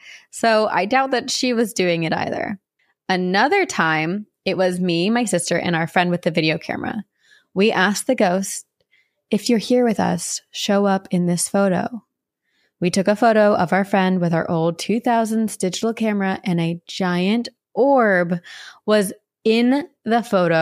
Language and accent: English; Lakeland, Florida, United States; My hometown, Lakeland, Florida, is known for huge sinkholes that have swallowed up whole lakes.